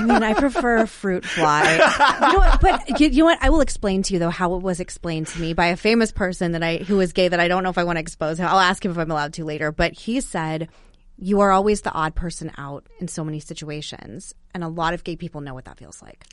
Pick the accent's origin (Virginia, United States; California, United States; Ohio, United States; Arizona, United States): Arizona, United States; moved away as an adult; now in Washington, D.C., United States; I grew up in Arizona, but I moved here during COVID and then just stayed.